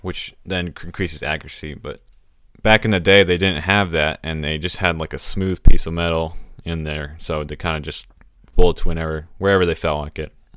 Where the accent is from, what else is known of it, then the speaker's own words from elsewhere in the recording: Texas, United States; I'm from Texas